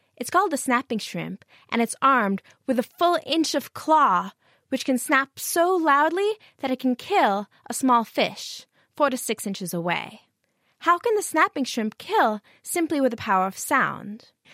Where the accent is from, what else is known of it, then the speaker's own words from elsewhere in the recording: United States; now in Cambridge, United Kingdom; I'm from the United States